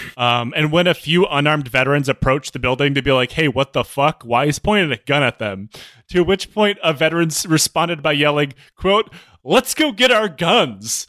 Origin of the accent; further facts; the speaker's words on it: Michigan, United States; I'm from Michigan.